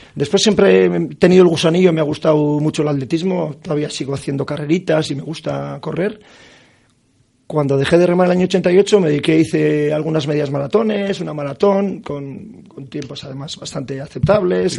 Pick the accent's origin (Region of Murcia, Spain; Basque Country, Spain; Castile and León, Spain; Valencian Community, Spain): Basque Country, Spain; Mundaka; yo soy de Mundaca y allí sigo viviendo